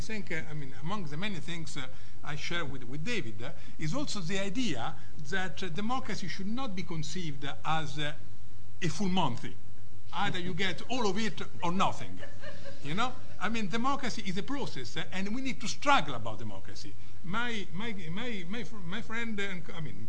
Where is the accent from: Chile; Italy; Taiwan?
Italy; Rome, Lazio; English is a second language; I'm Italian. And... I come from Rome